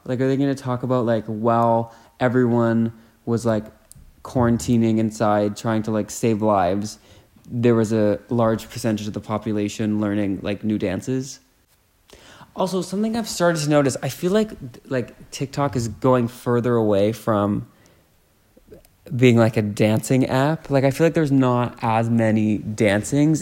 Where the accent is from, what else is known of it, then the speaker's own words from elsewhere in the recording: Canada; I'm Canadian.